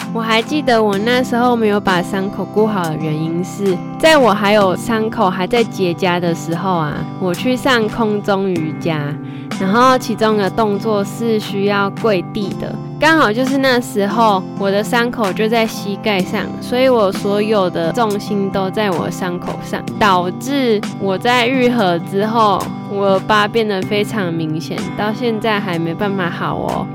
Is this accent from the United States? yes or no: no; Taichung, Taiwan; 身为台中人，已经有好几年没办法放到台风假了